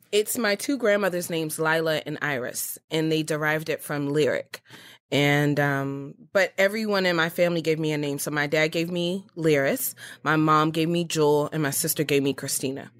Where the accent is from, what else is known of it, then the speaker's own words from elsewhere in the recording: Baltimore, Maryland, United States; I was born and raised in Baltimore, Maryland